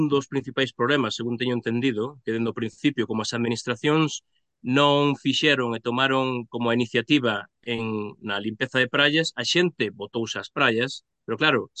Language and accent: Galician; Pontevedra, Galicia, Spain; eu son de Pontevedra